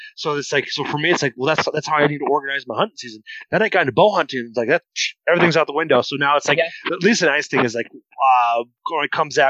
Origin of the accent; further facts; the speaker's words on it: Iowa, United States; growing up in Northern Iowa, is going after cottontail and going after pheasants and squirrels.